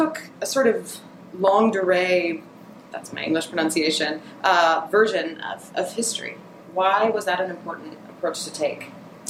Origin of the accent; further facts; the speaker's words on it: outside of Cleveland, Ohio, United States; I'm from outside of Cleveland.